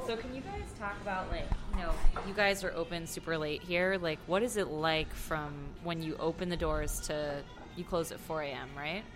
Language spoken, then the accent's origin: English; Austin, Texas, United States; moved away; my hometown of Austin, Texas